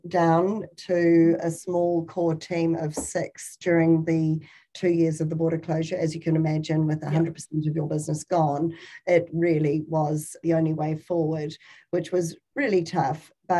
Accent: New Zealand; more internationals back to our shores as a New Zealander.

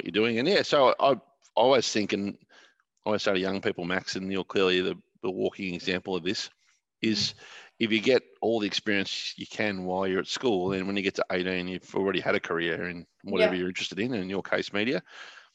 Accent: Warragul, Victoria, Australia; I began as a 12-year-old at the Warragul Gazette, which is where my hometown was in Gippsland

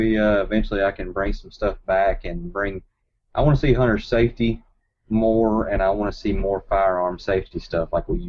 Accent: Centerville, Tennessee, United States; I actually grew up in a small town in Hickman County. It's really, I mean, it's very rural, very.

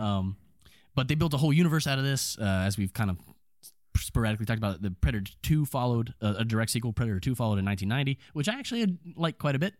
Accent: Lexington, Kentucky, United States; in my hometown

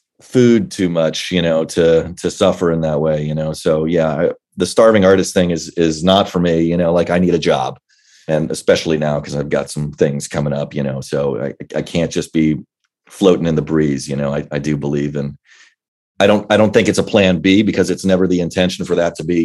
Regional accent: Virginia, United States; Well, I was a military kid, so we moved around a good bit, but for the most part, in Northern Virginia, in the DC area, that's kind of where my dad's career landed.

